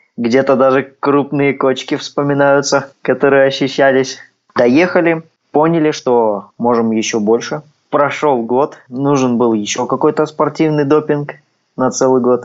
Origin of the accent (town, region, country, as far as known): Kazakhstan